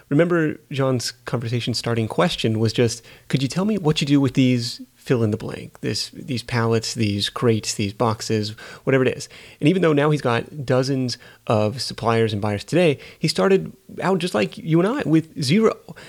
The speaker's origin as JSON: {"language": "English", "town": "Livermore", "region": "California", "country": "United States", "tie": "born or raised there", "said": "I was on Google Earth in my hometown of Livermore, California, and being like, holy crap, this guy has got just a mountain of pallets in the back of his building."}